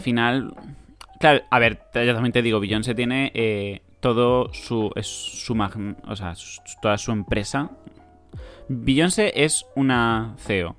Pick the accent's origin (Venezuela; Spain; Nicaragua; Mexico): Spain; siendo español